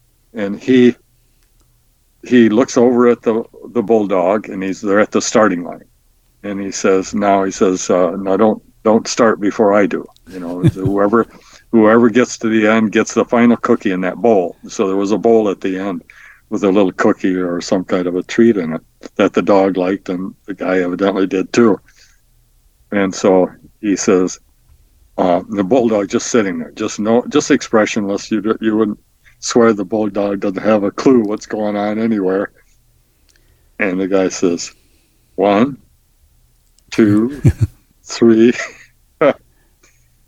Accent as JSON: {"language": "English", "town": "Midland", "region": "Michigan", "country": "United States", "tie": "born or raised there", "also_born_or_lived": "East Lansing", "said": "moved to my hometown, which is in Midland, and started practice there."}